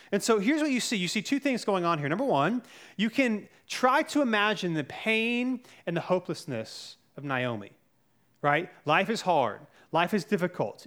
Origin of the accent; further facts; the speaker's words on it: North Carolina, United States; I grew up in North Carolina